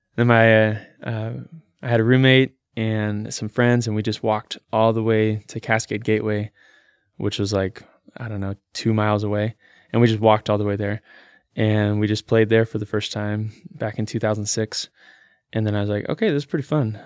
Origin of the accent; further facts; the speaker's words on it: Salem, Oregon, United States; I was born here in Salem, Oregon